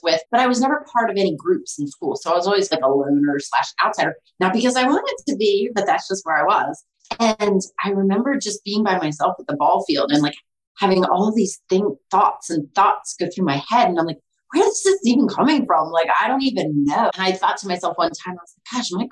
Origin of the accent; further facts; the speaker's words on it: Maryland, United States; also born or lived in Pennsylvania / Florida; I'm from Maryland. I've lived here most of my life